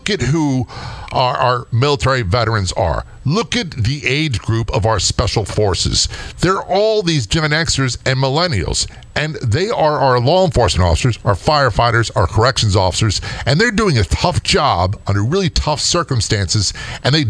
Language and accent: English; Southern Maryland, United States; I came from Southern Maryland.